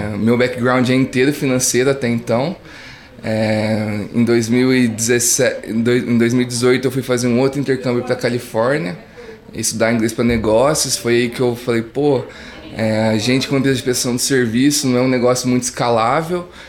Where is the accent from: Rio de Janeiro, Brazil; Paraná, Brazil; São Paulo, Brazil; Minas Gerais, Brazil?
São Paulo, Brazil; Morro Agudo; accent: interior de São Paulo; eu sou de uma cidade do interior do estado de São Paulo, até conseguem ver pelo meu sotaque, né? Sou de Morragudo, maior produtor de cana-de-açúcar do Brasil e do mundo